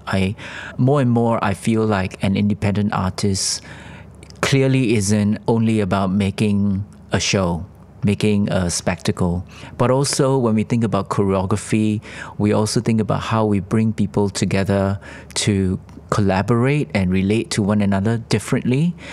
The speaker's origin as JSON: {"language": "English", "country": "Singapore", "said": "I'm from Singapore and we are called the Switzerland of Asia"}